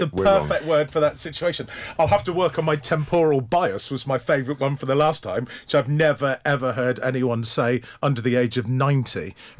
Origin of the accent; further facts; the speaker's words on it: West Country, South West England, United Kingdom; we're from the West Country